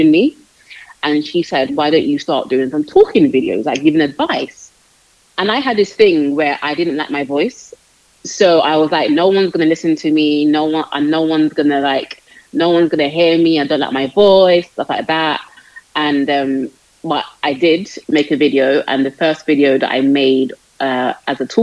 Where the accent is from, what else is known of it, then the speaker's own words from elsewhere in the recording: London, United Kingdom; I'm from London, born and raised in London, United Kingdom.